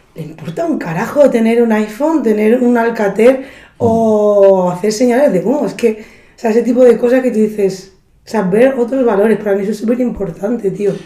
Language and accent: Spanish; Andalusia, Spain; yo como andaluza